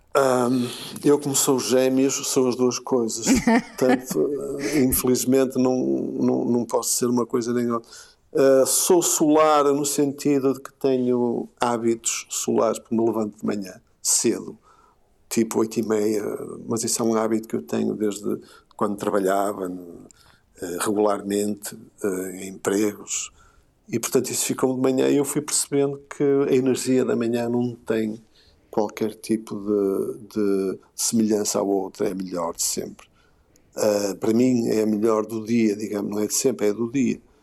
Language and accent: Portuguese; Porto, Norte, Portugal; da Foz, um, sobretudo da Foz, uh, junto ao Rio, aquela zona onde eu cresci, a minha adolescência, parte da minha infância